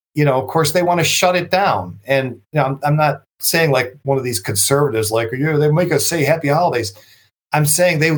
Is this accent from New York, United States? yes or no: yes; Buffalo, New York, United States; I'm from Buffalo